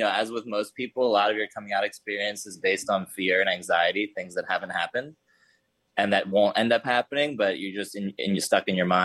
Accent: Hershey, Pennsylvania, United States; also born or lived in Philadelphia; I was raised in Hershey, Pennsylvania

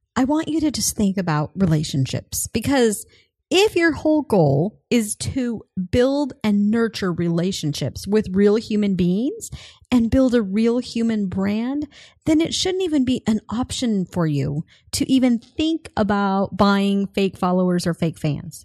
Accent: Colorado, United States; moved away; I'm originally from Colorado

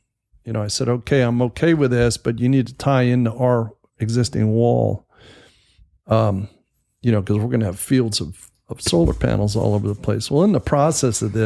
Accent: California, United States; moved away; I'm originally from California, and we were pretty good sized contractors out there.

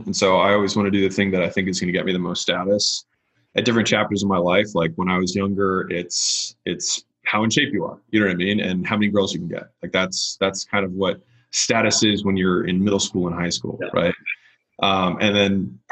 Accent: Baltimore, Maryland, United States; moved away as an adult; also born or lived in Nashville, Tennessee / California; that's where I'm from. I'm from Baltimore

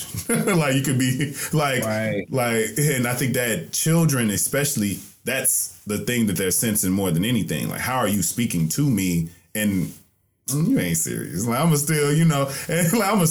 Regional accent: the South, United States; I'm from the South

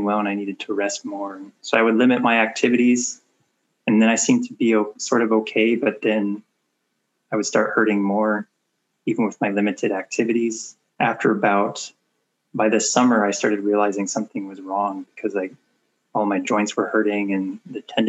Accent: Portland, Oregon, United States; I'm from Portland, Oregon. Been here all my life

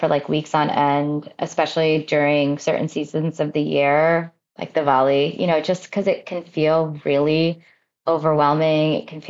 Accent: New Jersey, United States; I was born and raised in New Jersey

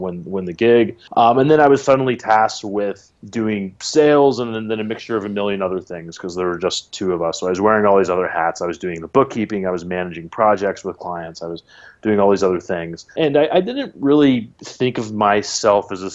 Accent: Washington, District of Columbia, United States; moved away as an adult; also born or lived in Santa Cruz, California; now in New York, United States; I'm from the East Coast, from the DC area originally

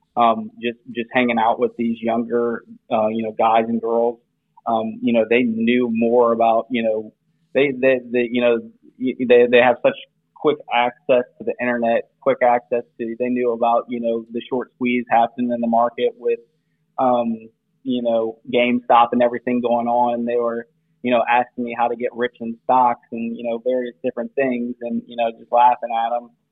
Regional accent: South Louisiana, United States; we're both from South Louisiana, went to the same high school together

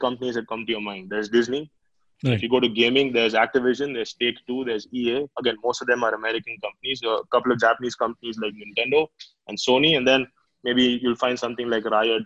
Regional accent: Karnataka, India; I'm from Karnataka

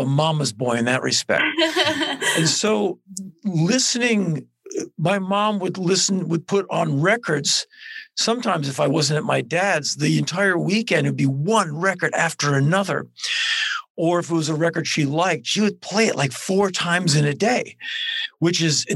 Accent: Washington, District of Columbia, United States; I was born in 1961 in Washington, D.C.

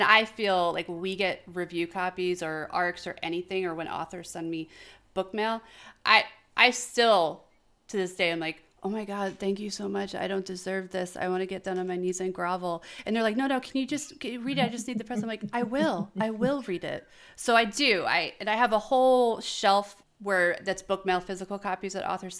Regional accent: New York, United States; myself from New York

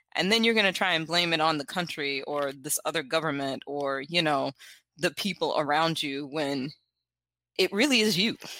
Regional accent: South Carolina, United States; I am from South Carolina, born and raised.

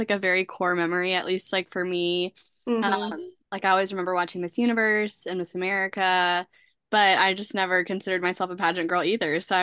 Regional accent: Frisco, Texas, United States; I'm from Frisco, Texas

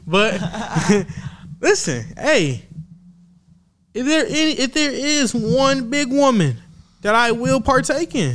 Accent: Michigan, United States; I was born and raised in Michigan.

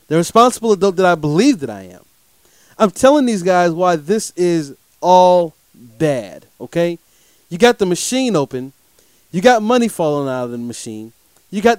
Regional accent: Durham, North Carolina, United States; I'm here coming to you from the Bull City of Durham, North Carolina, my hometown

